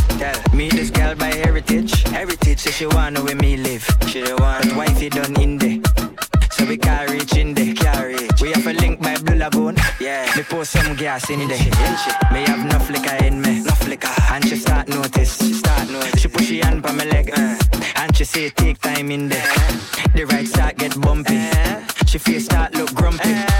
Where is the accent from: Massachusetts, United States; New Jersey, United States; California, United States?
New Jersey, United States; I can say my hometown, my home city, my home state, sorry. I've been here for the better part of 22 years of my life. New Jersey.